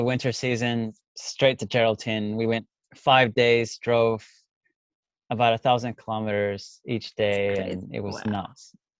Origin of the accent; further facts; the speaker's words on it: Texas, United States; moved away as an adult; now in Australia; I'm from Texas